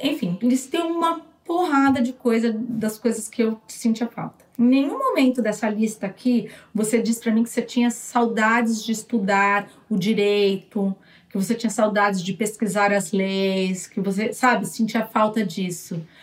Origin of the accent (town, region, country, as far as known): Brazil; moved away as an adult; now in United States